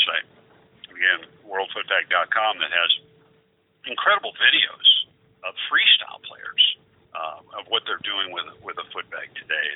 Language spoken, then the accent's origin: English; Oregon, United States; I grew up in Oregon